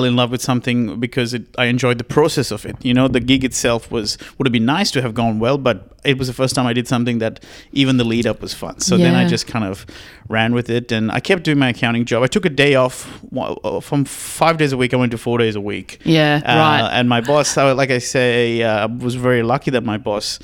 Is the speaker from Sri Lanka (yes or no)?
yes; Sri Lanka; moved away as an adult; now in Australia; I'm originally from Sri Lanka and I moved to Australia when I was 19.